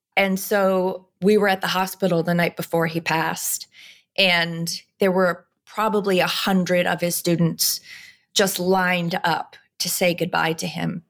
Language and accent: English; New York, United States; I'm a mother and I'm a New Yorker